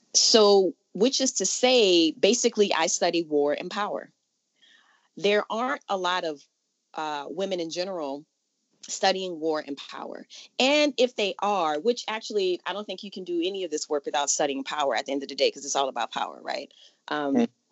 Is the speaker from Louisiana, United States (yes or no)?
yes; New Orleans, Louisiana, United States; now in California, United States; I'm from New Orleans originally